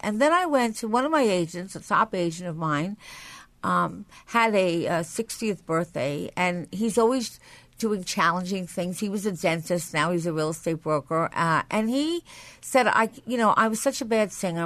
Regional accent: Nassau County, New York, United States; moved away; I come from Nassau County, so I had a lot to learn when I came to the city

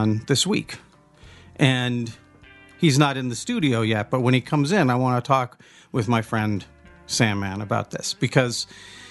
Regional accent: the Northwest, Pacific Northwest, United States; we're from the Northwest

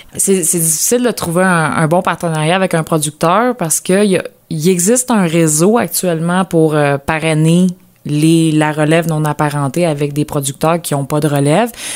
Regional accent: Lanaudière, Quebec, Canada; moved away; also born or lived in Bas-Saint-Laurent; dans ma région natale, dans la Nadière

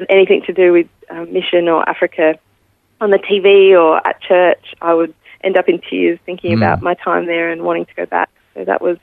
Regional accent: Adelaide, South Australia, Australia; I was born in Adelaide, in the northeast of Adelaide. I was lucky enough to grow up in a Christian home

